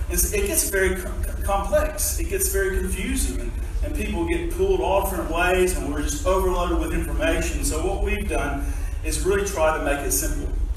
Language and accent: English; United States; moved away as an adult; also born or lived in Tasmania, Australia; now in Australia; I'm an American that's been in Australia for just a few months